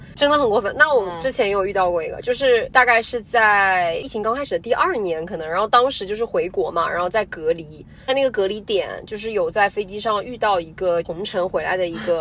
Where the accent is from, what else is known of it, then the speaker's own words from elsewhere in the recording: China; 我们嗯。中国人